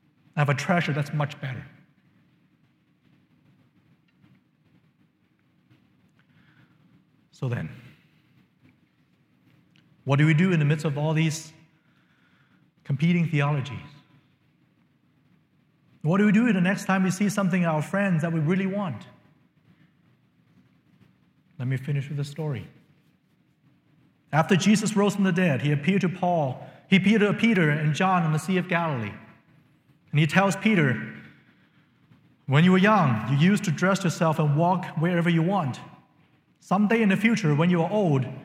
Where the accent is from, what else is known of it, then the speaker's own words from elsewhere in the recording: China; moved away; When I was growing up in China